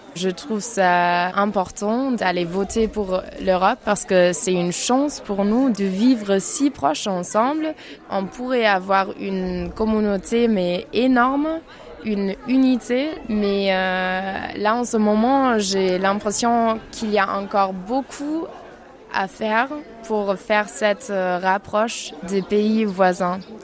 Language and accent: French; Germany; French is a second language; moved away as an adult; now in France; je viens d'Allemagne et je fais un volontariat en France